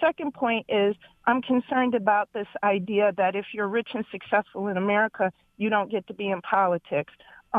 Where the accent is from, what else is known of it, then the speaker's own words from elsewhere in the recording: Detroit, Michigan, United States; I grew up in Detroit, victim of crime in Detroit perpetrated by young brown brothers, right? Mm-hmm. I'm a brown person